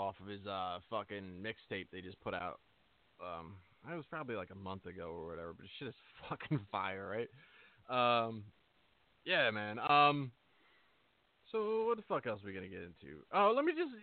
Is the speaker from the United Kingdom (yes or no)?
no; New Jersey, United States; I'm from Jersey. I've always been from Jersey.